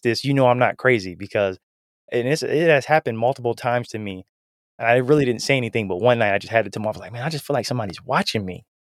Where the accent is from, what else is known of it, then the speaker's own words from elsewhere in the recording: Canton, Ohio, United States; now in Huntersville, United States; I'm originally from Canton, Ohio